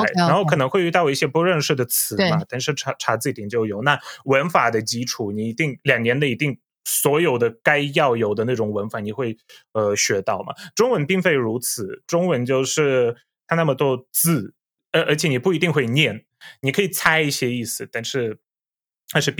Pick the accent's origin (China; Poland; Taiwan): Poland; Chinese is a second language; 各位朋友们，大家好，我是波兰 YouTuber